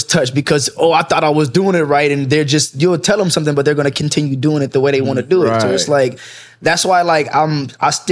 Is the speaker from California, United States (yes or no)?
yes; Los Angeles, California, United States; also born or lived in Lancaster, California / Compton, California; I'm from Pacoima, but I lived in Lancaster and I went to Eastside High School my ninth through 10th grade. Then I moved to the Valley in 11th